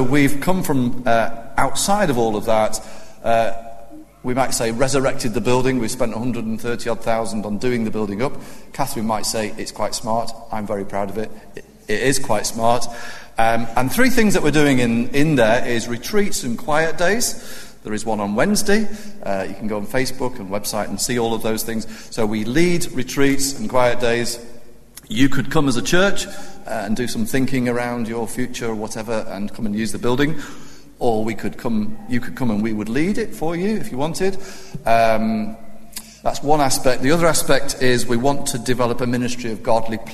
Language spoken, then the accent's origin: English; Cheshire, North West England, United Kingdom; I was born and brought up in Cheshire